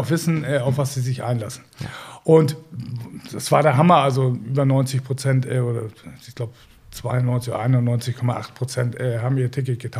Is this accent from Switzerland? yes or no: no; Northern Germany, Germany; das können wir uns hier als, als Norddeutsche ist ja easy